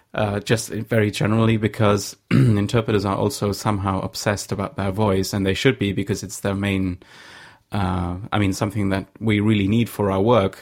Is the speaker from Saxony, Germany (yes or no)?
yes; Saxony, Germany; English is a second language; I'm from Saxony